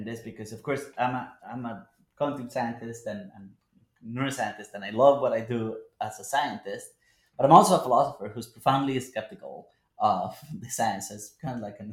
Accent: Colombia; now in United States; Colombia, my home country

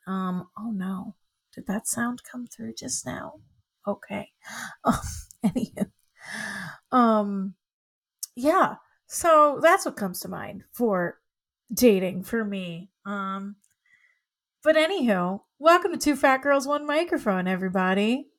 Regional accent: the South, United States; moved away as an adult; now in New York, United States; I grew up in the South

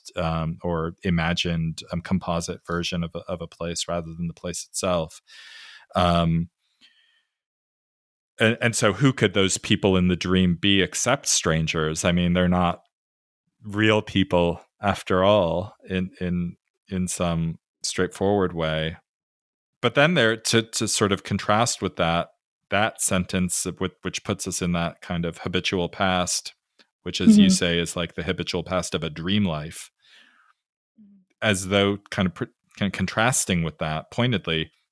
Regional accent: California, United States; I grew up in California

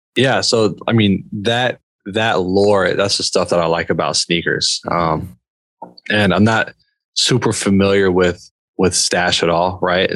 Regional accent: Indiana, United States; I'm from Indiana, man. I know about corn

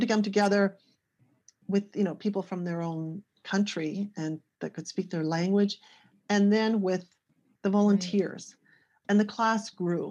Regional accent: small city outside Toronto, Ontario, Canada; I'm originally from Canada. This was uh, in a small city outside of Toronto

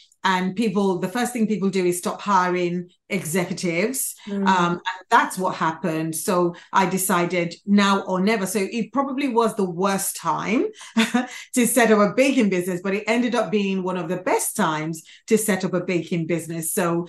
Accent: London, United Kingdom; born there; also born or lived in Nigeria; I was born in London, and then I got taken back to their home country, Nigeria, for a little bit. And then I came back to the UK again.

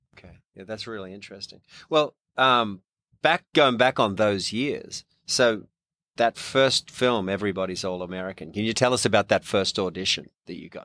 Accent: Australia; accent: Australian; moved away as an adult; now in Louisiana, United States; Australian born and raised, just been here twenty-eight years

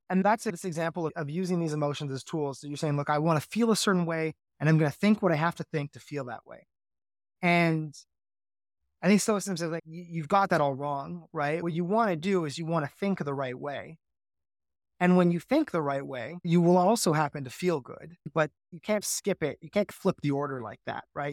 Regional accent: Canada; I'm Canadian

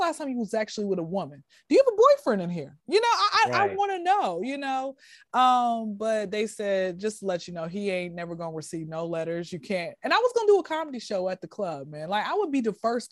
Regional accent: Atlanta, Georgia, United States; I'm from Atlanta, for all the ones that don't know. I don't know if you can tell my accent or whatever, or my voice or whatever, but I'm from Atlanta

